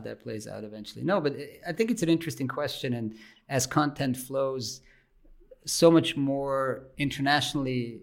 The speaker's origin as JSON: {"language": "English", "region": "German-speaking Switzerland", "country": "Switzerland", "tie": "born or raised there", "second_language": "English", "said": "I'm from the German speaking part of Switzerland"}